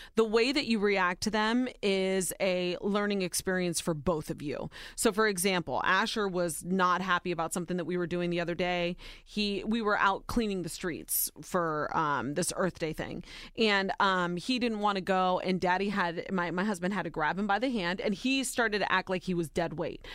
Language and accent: English; Ohio, United States; Soy Nicaraguense, but I was born and raised in Ohio.